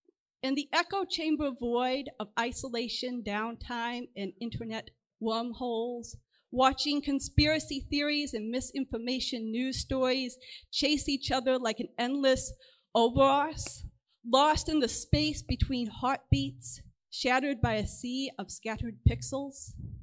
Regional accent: Chicago, Illinois, United States; I'm from the Chicago area.

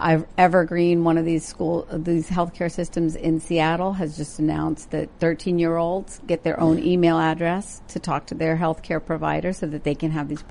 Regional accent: India; growing up in India, and then visiting, there's always been a difficult relationship with folks who are transgender.

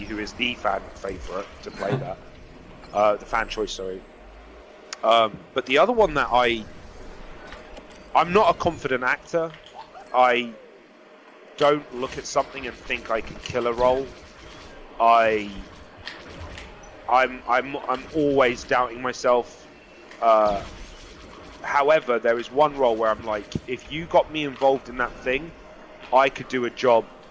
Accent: London, United Kingdom; moved away; I'm from London

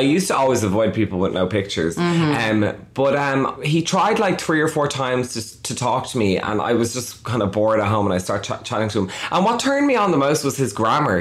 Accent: Dublin, Leinster, Ireland; I'm from Dublin, which is the capital of Ireland

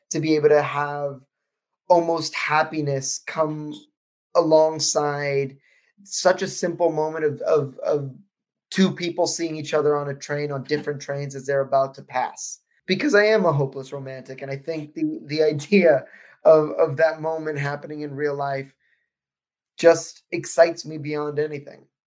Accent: United States; me as an American

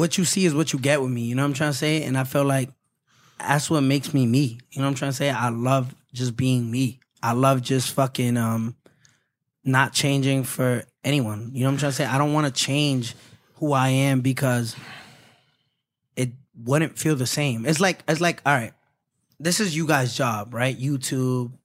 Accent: New York City, New York, United States; New York is home.

